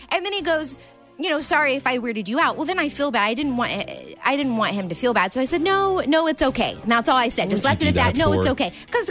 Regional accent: Springfield, United States; I'm from Springfield.

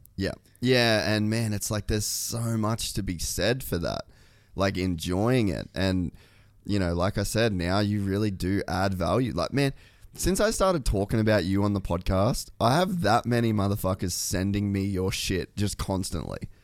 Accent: Australia; moved away; also born or lived in United States; I'm Australian

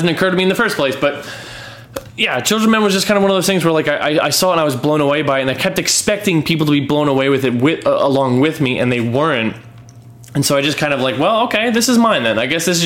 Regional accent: New York City, New York, United States; As a New Yorker

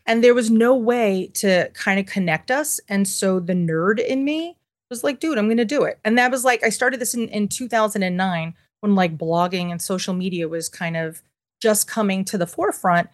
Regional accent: New York City, New York, United States; I'm born and raised in Manhattan, and I am, I'm fifth generation

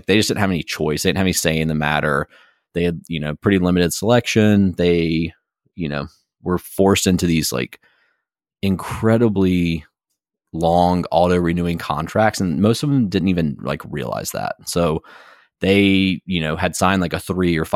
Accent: Blowing Rock, North Carolina, United States; moved away as an adult; also born or lived in Durham, North Carolina; me growing up here

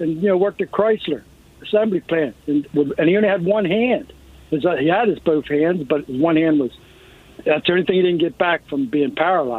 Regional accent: New Jersey, United States; I was born in South Jersey and used to work in all the refineries

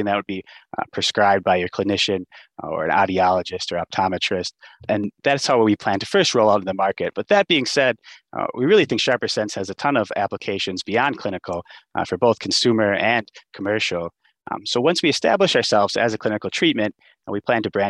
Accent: Wisconsin, United States; growing up in Wisconsin

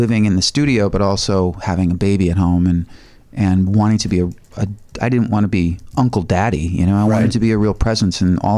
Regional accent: Highland Park, Illinois, United States; moved away as an adult; also born or lived in Lake Bluff, Illinois; now in Los Angeles, United States; I grew up in Highland Park, not too far from, you know, where I raised my kids

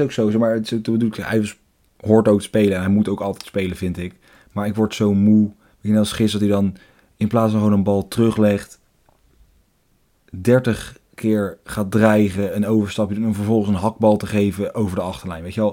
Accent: Netherlands

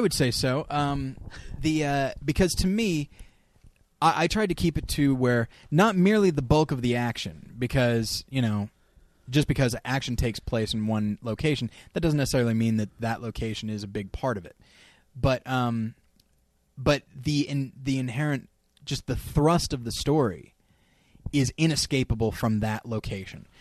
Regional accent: California, United States; moved away; also born or lived in Denver / Missouri; I grew up in California

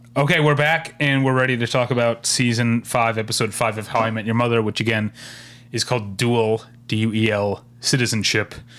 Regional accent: United States; I'm gonna be an American

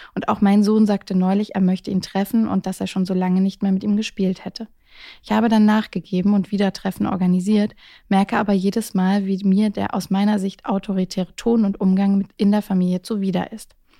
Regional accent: Baden-Württemberg, Germany; accent: Baden dialect; now in Hamburg, Germany; meine Jugend im Süden

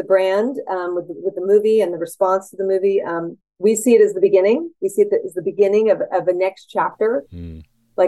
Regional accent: San Francisco, California, United States; I'm a San Franciscan and I'm a Californian

